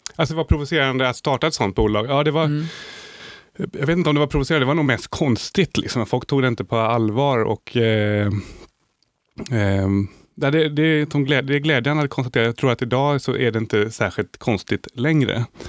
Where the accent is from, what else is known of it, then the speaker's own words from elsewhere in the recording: Sweden; jag är lyckligt lottad som svensk